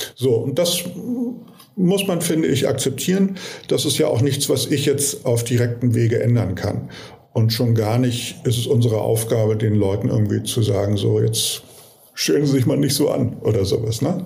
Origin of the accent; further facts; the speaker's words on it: Hamburg, Germany; in meiner Heimatstadt, also Hamburg